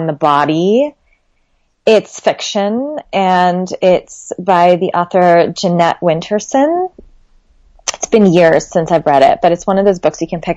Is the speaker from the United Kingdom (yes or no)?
no; Lebanon; my home country, Lebanon